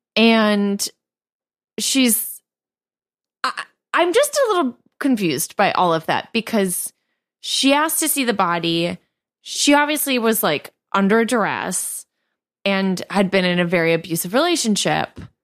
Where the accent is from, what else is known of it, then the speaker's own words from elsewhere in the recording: New York, United States; as a New Yorker